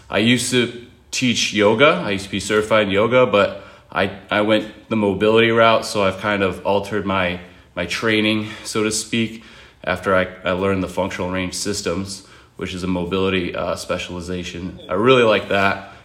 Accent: Buffalo, New York, United States; moved away as an adult; now in North Carolina, United States; I'm from Buffalo originally

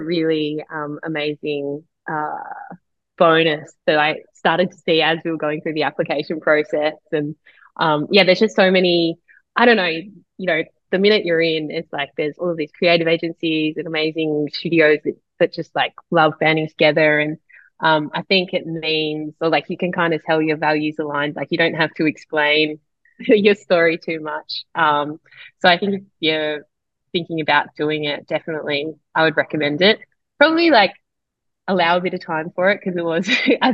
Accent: Perth, Western Australia, Australia; moved away; I'm from Perth

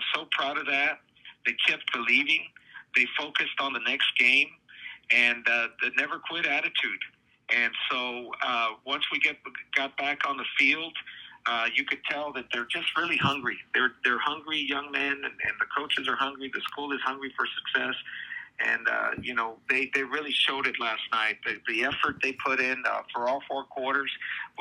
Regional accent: Donna, Texas, United States; my hometown at the stadium that I played at when I growing up

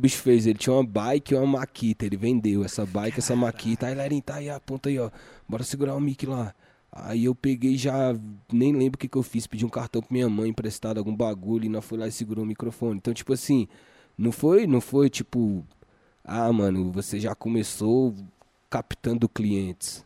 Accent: Planaltina, Goiás, Brazil; eu sou de Planaltina, mas eu não sou de Planaltina, porque como eu colava na Ceilândia lá com vocês, eu falava, mano, sou lá do, do de Brasilinha

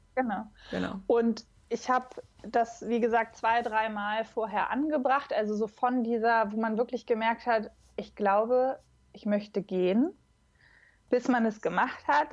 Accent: Braunschweig, Lower Saxony, Germany; nah an meiner Heimatstadt dran. Ich komme aus Braunschweig ursprünglich.

